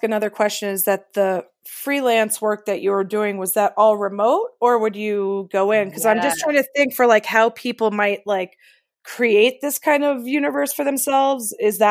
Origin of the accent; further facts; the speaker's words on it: Washington, District of Columbia, United States; I grew up on Capitol Hill in the 80s